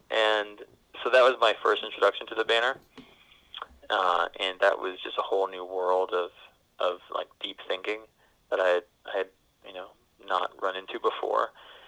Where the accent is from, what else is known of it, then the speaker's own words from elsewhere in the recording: Cambridge, Ontario, Canada; accent: Canadian; I'm born and raised in Cambridge, Ontario, Canada. So I used to have a Canadian accent.